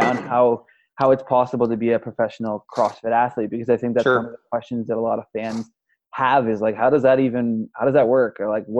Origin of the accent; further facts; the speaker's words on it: Canada; I'm Canadian, right? Like, I'm Canadian.